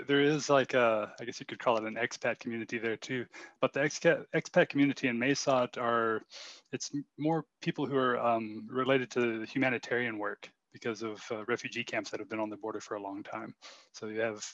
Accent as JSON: {"language": "English", "region": "West Texas", "country": "United States", "tie": "born or raised there", "also_born_or_lived": "Mae Sot, Thailand / Chiang Mai, Thailand", "moved": "as an adult", "said": "I grew up in West Texas"}